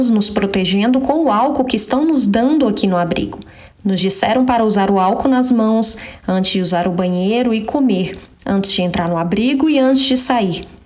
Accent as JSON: {"language": "Portuguese", "country": "Venezuela", "second_language": "Portuguese", "moved": "as an adult", "lives_now": "Brazil", "said": "tenho 20 anos de idade e sou da Venezuela. Estou aqui no Brasil há nove meses."}